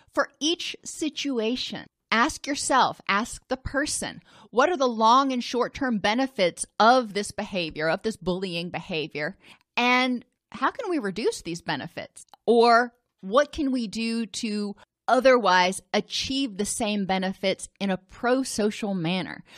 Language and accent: English; Indianapolis, Indiana, United States; I grew up in Indianapolis